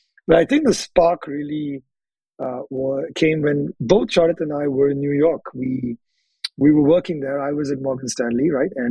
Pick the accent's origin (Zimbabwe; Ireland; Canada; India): India; Hyderabad, Telangana; moved away as an adult; now in United States; we grew up in the same city of Hyderabad in India